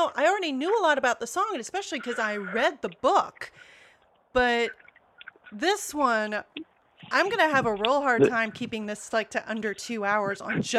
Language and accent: English; United States; I'm an American.